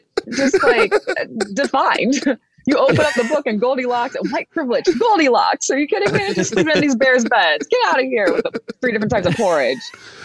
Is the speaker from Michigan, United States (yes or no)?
yes; Michigan, United States; She's from Africa. I'm from Michigan. I said, that's me. She's me. It's giving Detroiter.